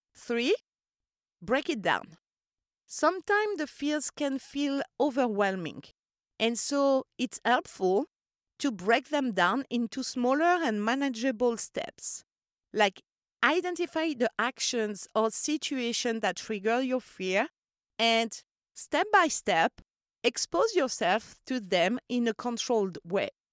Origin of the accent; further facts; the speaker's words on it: Corsica, France; I grew up in Corsica